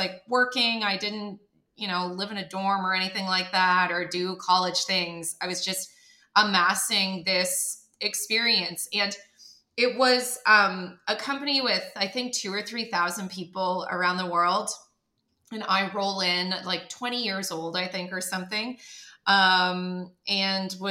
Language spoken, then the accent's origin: English; Canada; moved away as an adult; now in United States; I'm from Canada